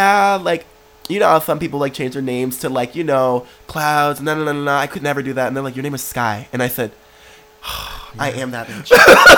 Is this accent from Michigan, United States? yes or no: yes; Detroit, Michigan, United States; I'm from Detroit